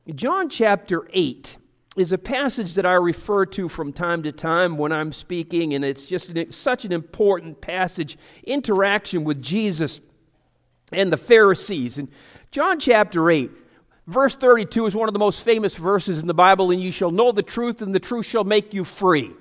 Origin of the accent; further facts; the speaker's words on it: Pleasant Hill, United States; I'm from Pleasant Hill